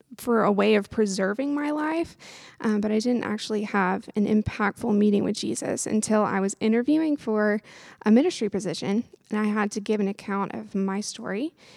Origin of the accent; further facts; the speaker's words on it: Lexington, Kentucky, United States; I'm from Lexington, Kentucky, born and raised